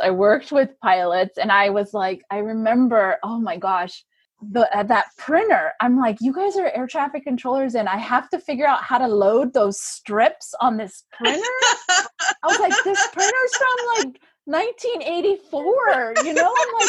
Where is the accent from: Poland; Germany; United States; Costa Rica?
Germany; And so I just think I just had great memories and it's where I grew up. I feel like I grew up in Germany.